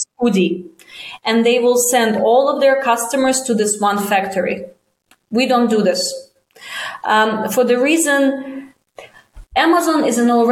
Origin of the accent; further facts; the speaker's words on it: Russia; moved away as an adult; also born or lived in China; I'm from Russia. I haven't lived there in 17, 18 years